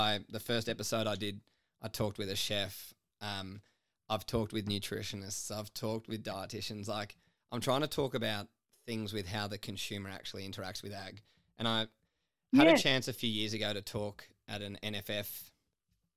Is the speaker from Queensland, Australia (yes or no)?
no; Sydney, New South Wales, Australia; moved away as an adult; I grew up in Sydney, and then, like, mum's family were in farming in Western Victoria